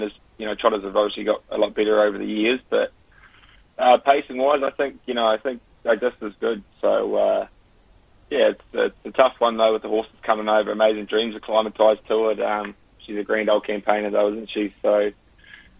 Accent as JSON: {"language": "English", "town": "Christchurch", "region": "Canterbury", "country": "New Zealand", "tie": "born or raised there", "moved": "yes", "said": "I'm from Christchurch and grew up with it"}